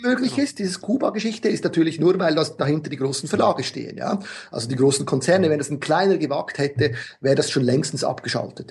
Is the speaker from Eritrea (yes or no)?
no; Switzerland; ich bin Schweizer